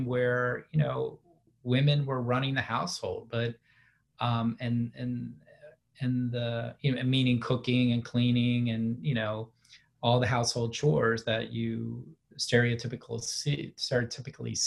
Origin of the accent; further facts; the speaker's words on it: D.C., Maryland suburbs outside Washington, United States; they moved out to the suburbs right outside the city in Maryland. So that's really where I grew up